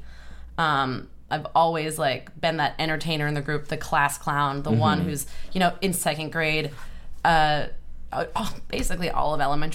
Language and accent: English; Boston, Massachusetts, United States; now in Brooklyn, United States; I'm from the Boston area